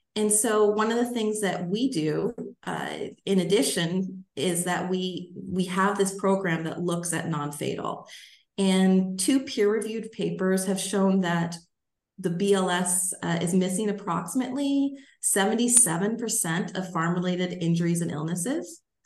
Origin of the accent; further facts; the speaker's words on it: Alaska, United States; now in Michigan, United States; I grew up in Alaska